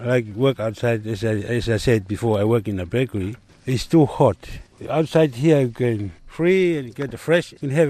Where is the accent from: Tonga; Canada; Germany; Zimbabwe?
Tonga; moved away as an adult; now in Australia; I'm from Tonga.